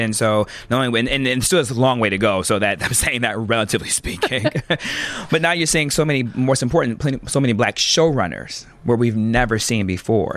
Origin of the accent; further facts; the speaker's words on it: Lansing, Michigan, United States; I'm from Lansing, Michigan originally